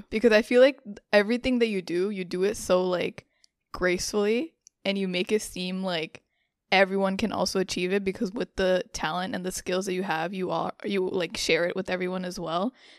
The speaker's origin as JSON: {"language": "English", "town": "New York City", "region": "New York", "country": "United States", "tie": "born or raised there", "said": "I grew up in New York. I was born and raised here."}